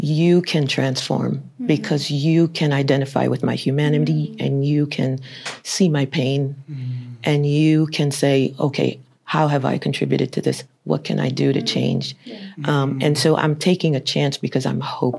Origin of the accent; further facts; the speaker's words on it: New York City, New York, United States; I grew up in New York City